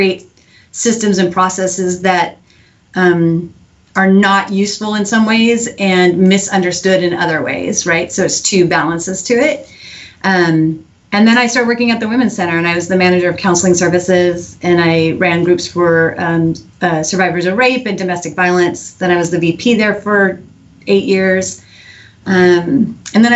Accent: Eugene, Oregon, United States; now in Houston, United States; I grew up in Eugene, Oregon

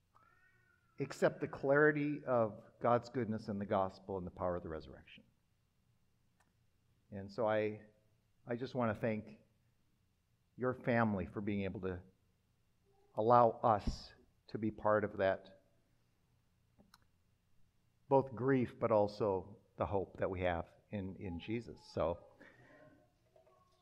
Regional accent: Minnesota and Wisconsin, Midwest, United States; now in Wichita, United States; I grew up in a parsonage in Minnesota and Wisconsin.

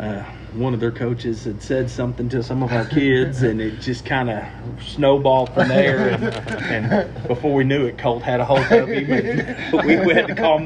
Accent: Elmore City, Oklahoma, United States; I grew up in Elmore City, still there, teaching and coaching.

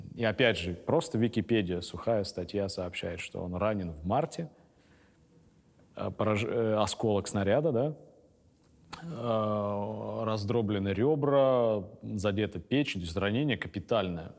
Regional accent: Serov, Sverdlovsk Oblast, Russia; на моей малой родине в Свердловской области город Серов

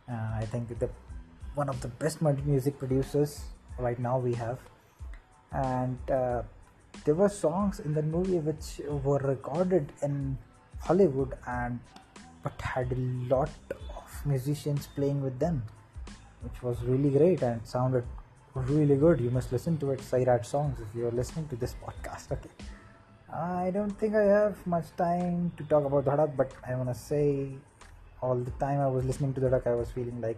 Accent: India; If you haven't figured it out, I'm from India. Uh, I guess my accent gives it away.

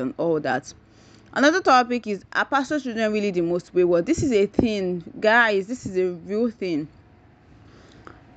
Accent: Nigeria; I'm a Nigerian

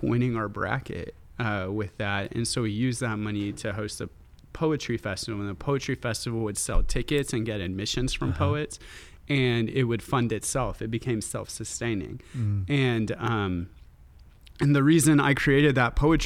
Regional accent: Texas, United States; my hometown I grew up with, in which has this, you know, very conservative reputation

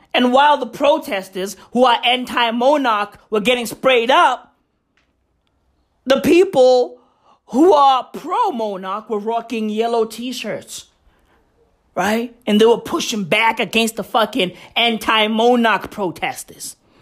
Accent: Johannesburg, Gauteng, South Africa; I grew up in Johannesburg

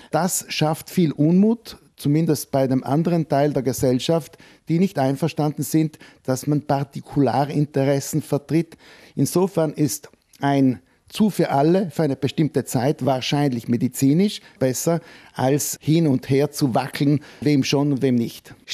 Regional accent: Trentino-Alto Adige, Italy; machen wir keine bessere Figur als Südtiroler

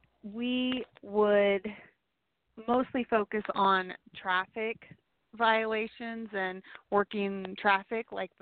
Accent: Kansas, United States; also born or lived in San Diego, United States / Orlando, United States; I was born in California, in San Diego, and then lived in Orlando, Florida for a while, and then have lived most of my life here in Kansas.

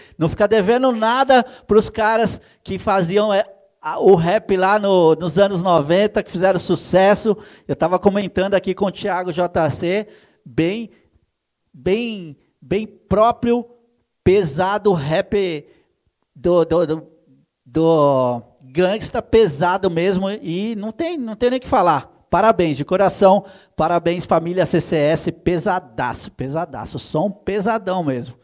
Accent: São Paulo, Brazil; Eu sou paulista

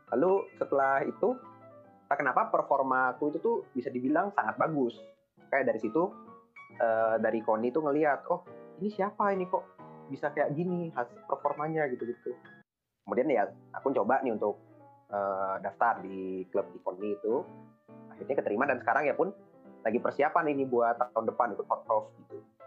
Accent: Bandung, West Java, Indonesia; asal daerah saya itu dari Bandung

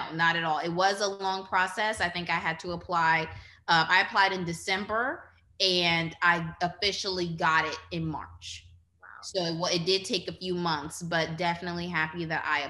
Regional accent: New Orleans, Louisiana, United States; growing up in New Orleans on the West Bank

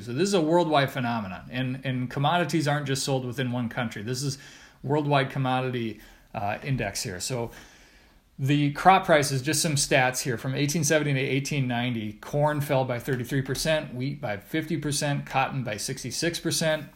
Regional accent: Redfield, South Dakota, United States; I grew up in Redfield, South Dakota

